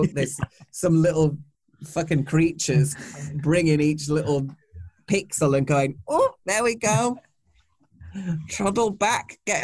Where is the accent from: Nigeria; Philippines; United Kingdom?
United Kingdom; Yorkshire and the Humber; I'm from Yorkshire.